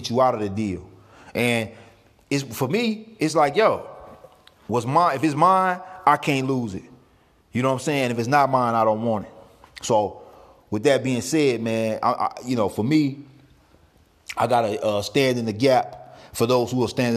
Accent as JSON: {"language": "English", "town": "St. Louis", "region": "Missouri", "country": "United States", "tie": "born or raised there", "said": "St. Louis, with my hometown"}